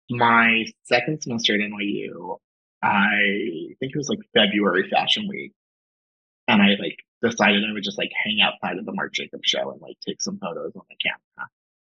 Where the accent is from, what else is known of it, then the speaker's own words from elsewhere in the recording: Long Island, New York, United States; Long Island.